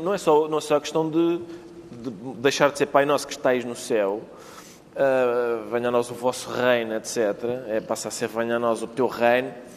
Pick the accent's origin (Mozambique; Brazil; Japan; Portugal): Portugal; eu sou português